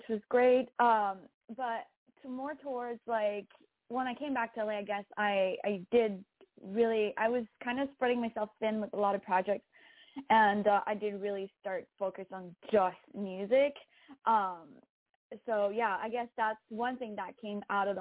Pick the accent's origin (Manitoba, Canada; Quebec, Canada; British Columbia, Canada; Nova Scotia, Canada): Quebec, Canada; Rouyn-Noranda; first language French; English is a second language; moved away as an adult; also born or lived in Toronto, Ontario; now in Los Angeles, United States; my hometown. So it's French, and it's the way you pronounce it is Rouyn-Noranda